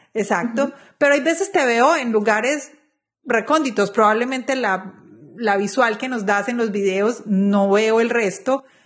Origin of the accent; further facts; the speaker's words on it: Colombia; moved away as an adult; now in United States; como colombianos